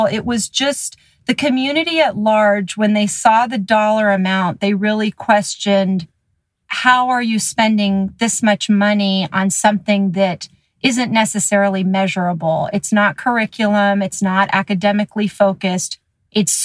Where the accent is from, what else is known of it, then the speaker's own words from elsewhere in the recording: Los Altos, California, United States; growing up in Los Altos and at Springer specifically